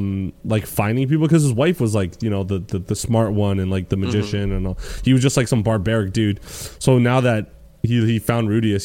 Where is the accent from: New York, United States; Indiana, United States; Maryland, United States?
New York, United States; Brooklyn; I'm from Brooklyn, bro.